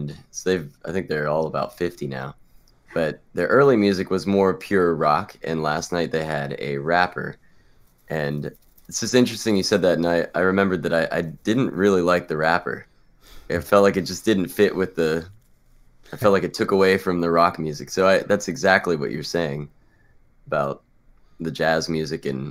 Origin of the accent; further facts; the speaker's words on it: Shelby, North Carolina, United States; moved away; It's in downtown Shelby, North Carolina